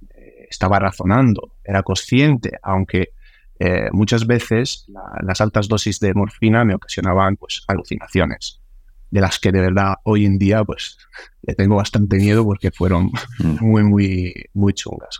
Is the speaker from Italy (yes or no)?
yes; Sicily, Italy; now in Spain; mi familia que, venía corriendo desde, desde Sicilia, porque viven, viven ahí, yo soy italiano, soy de ahí